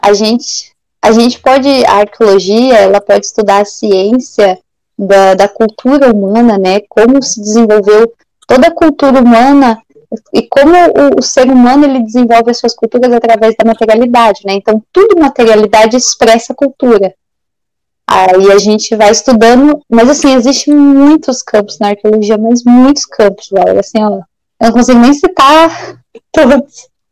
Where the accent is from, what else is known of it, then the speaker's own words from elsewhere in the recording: Cuiabá, Mato Grosso, Brazil; moved away as an adult; now in Rio Grande do Sul, Brazil; eu sou cuiabana, nasci em Cuiabá e vim fazer a faculdade aqui no Rio Grande do Sul